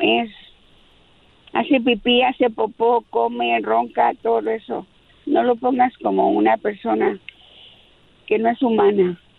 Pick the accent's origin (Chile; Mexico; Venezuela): Mexico; Mexico City; de la Ciudad de México como yo